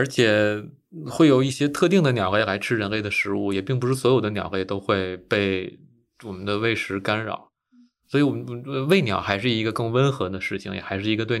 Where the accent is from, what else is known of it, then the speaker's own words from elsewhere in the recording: China; now in United States; 但是第二天，第二天我反应过来，我是来自中国的专业的野生动物研究者，我怎么能喂野生动物呢？我怎么能给我们中国的野生动物研究者丢脸呢？但是我没有想到的是，我去问我美国的同事，大家都很不好意思。